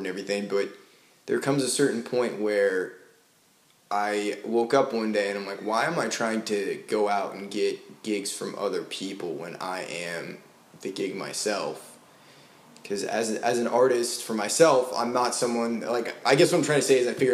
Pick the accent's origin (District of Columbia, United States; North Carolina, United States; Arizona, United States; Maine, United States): Maine, United States; also born or lived in Florida; now in Nashville, United States; I'm from Maine originally. Okay. Well, I grew up in Maine and in Florida.